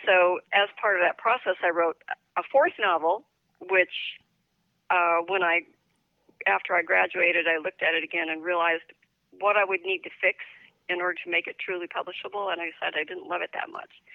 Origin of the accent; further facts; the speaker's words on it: Northern California, United States; moved away as an adult; also born or lived in New Mexico / New York / Washington, D.C. / Tokyo; now in Florida, United States; I was raised in California, but I have roots in New Mexico